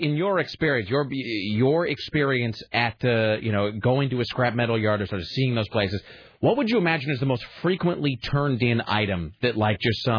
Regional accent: the Northwest, Pacific Northwest, United States; now in Portland, United States; And all the time I've lived here and then growing up in the Northwest

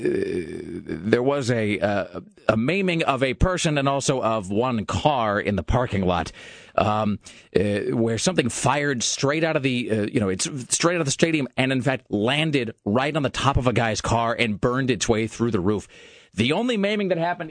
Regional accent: Kennewick, Washington, United States; now in Portland, United States; Growing up in Kennewick, there was this so-called stadium

